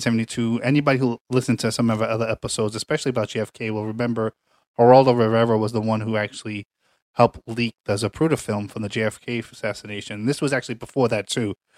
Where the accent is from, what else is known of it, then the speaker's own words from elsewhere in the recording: New York City, New York, United States; I'm from Staten Island